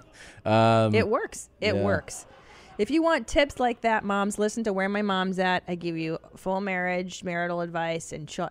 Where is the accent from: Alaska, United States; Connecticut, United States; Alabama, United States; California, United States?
California, United States; Los Angeles; growing up in the San Fernando Valley and in LA here